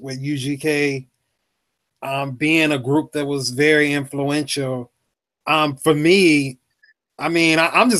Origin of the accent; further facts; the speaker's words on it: Mississippi, United States; also born or lived in California; I'm a young dude. I'm from Mississippi.